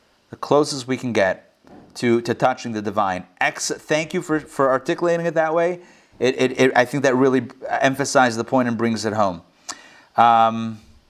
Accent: Israel; moved away; I was born in Israel.

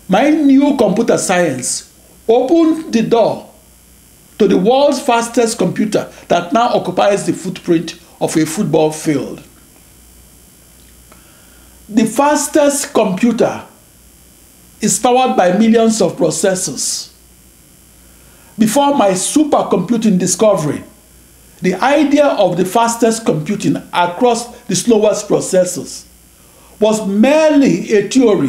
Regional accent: Nigeria; moved away as an adult; now in United States; I'm a Nigerian-born computer scientist who came of age in the USA of the 1970s and 80s

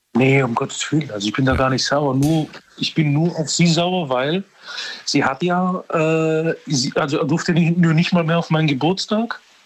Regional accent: Serbia; moved away; Ich, ich bin aber Serbe. Ich komme aus Serbien

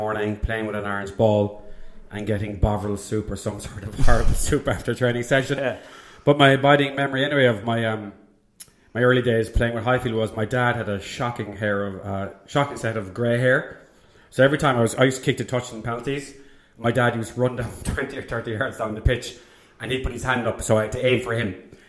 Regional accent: Cork, Munster, Ireland; I was born in Bishopstown in Cork, right next to a number of actually rugby and GA clubs.

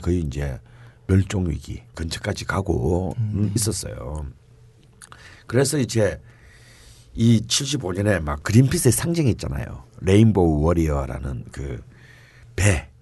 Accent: Busan, South Korea; 저는 뭐 어릴 때부터 부산에서 태어났고 자랐기 때문에

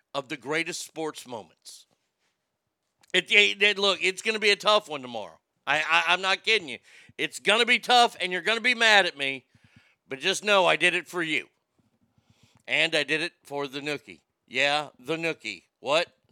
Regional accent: United States; I'm an American

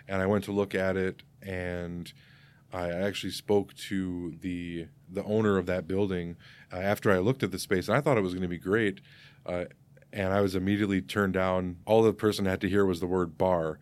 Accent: Geneva, Illinois, United States; also born or lived in Saint Charles, Illinois; I grew up in Geneva

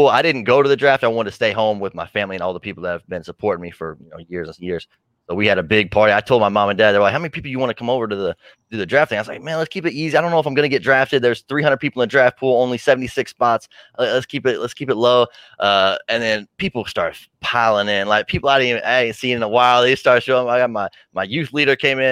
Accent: Indianapolis, Indiana, United States; I'm from Indy

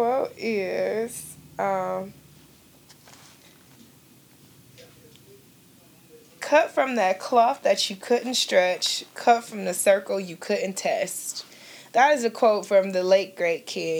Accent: Cleveland, Ohio, United States; I was born and raised in Cleveland, Ohio, authentically Cleveland, Ohio

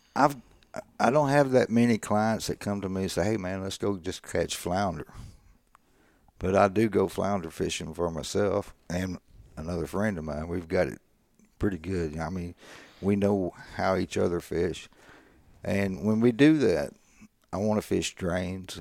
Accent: Bay City, Texas, United States; I grew up here in Bay City

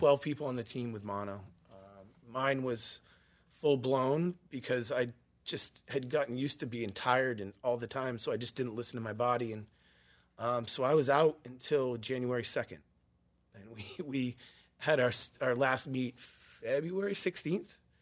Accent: Yarmouth, Maine, United States; I grew up in Yarmouth, Maine

